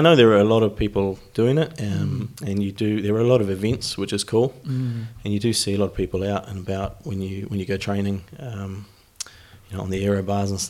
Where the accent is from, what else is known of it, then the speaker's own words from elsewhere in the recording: Wellington, New Zealand; moved away as an adult; now in United Kingdom; I'm from New Zealand originally, from Wellington, live in the UK these days, coming up to 10 years in the UK.